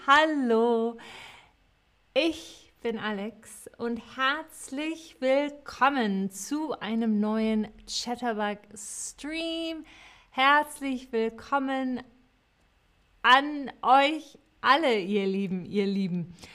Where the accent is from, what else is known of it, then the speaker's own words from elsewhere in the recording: Cologne, North Rhine-Westphalia, Germany; ich komme aus Köln